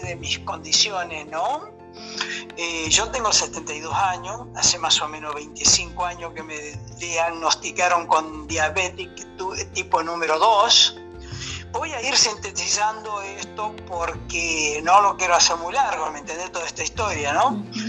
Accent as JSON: {"language": "Spanish", "town": "Río Cuarto", "region": "Córdoba", "country": "Argentina", "tie": "born or raised there", "also_born_or_lived": "Villa Cañada Sauce", "moved": "as an adult", "lives_now": "Miami, United States", "said": "Yo soy de Córdoba, provincia de Córdoba, de, Río Cuarto, ¿no es cierto? Eh, esa, nací en un pueblo pequeñito ahí cerca de Río Cuarto"}